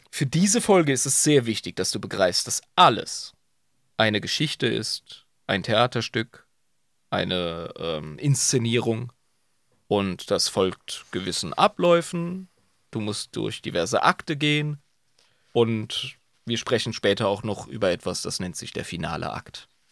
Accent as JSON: {"language": "German", "town": "Ludwigshafen", "region": "Rhineland-Palatinate", "country": "Germany", "tie": "born or raised there", "said": "keine reiche Schule, Ludwigshafen halt"}